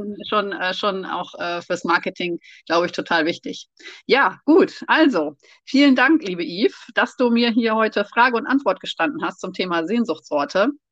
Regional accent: East Frisia, Lower Saxony, Germany; now in Rhineland, Germany; Wir wohnen ja im Rheinland und ich reise in meinen Geschichten immer nach Ostfriesland in meine Heimat

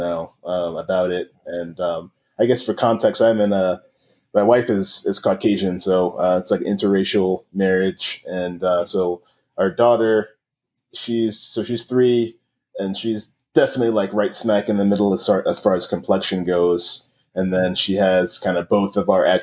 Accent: New York City, New York, United States; I grew up in Queens, New York, and in the 90s

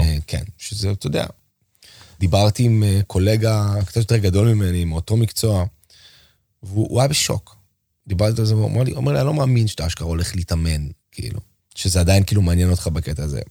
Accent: Israel; אני פתאום מגיע מארץ ישראל, שזה המקום שלנו

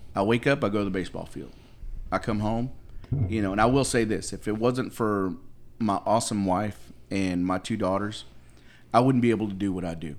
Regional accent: United States

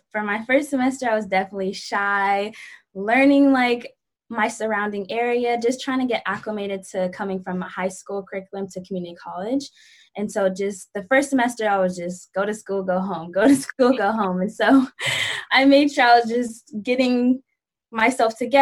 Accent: Bay Area, Northern California, United States; I'm from the Bay Area, like Northern California

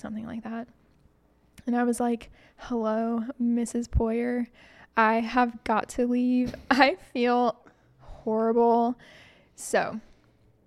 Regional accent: Huntsville, Alabama, United States; also born or lived in California; I'm actually from Huntsville

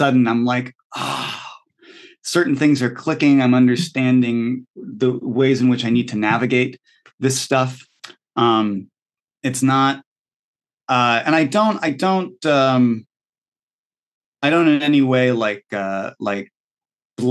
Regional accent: Connecticut, United States; I'm from Connecticut.

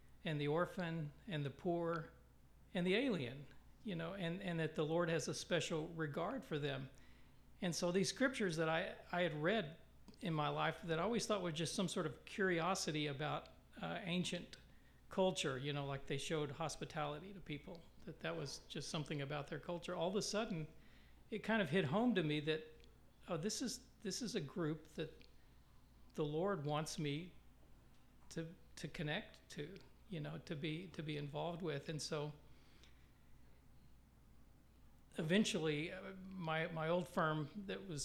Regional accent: West Texas, United States; moved away as an adult; also born or lived in New York; now in Kansas City, United States; I grew up in West Texas and grew up in church

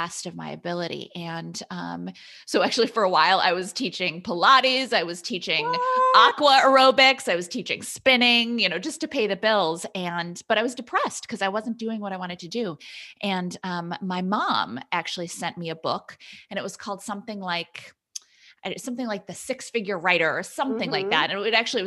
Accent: Wisconsin, United States; now in Massachusetts, United States; So I grew up in Wisconsin. I'm in Massachusetts now, but my family's still back in Wisconsin.

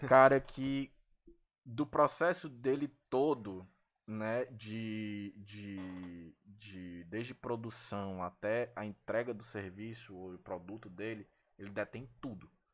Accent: Ceará, Brazil; aqui no nosso, pelo menos no nosso estado

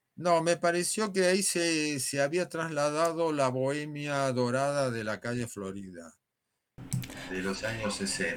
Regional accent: Buenos Aires, Argentina; moved away as an adult; now in Madrid, Spain; mi ciudad de origen

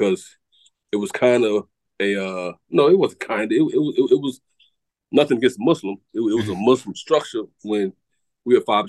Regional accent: Atlanta, Georgia, United States; at least my birth certificate say, y'all may not say I'm from Atlanta, but at least my birth certificate say

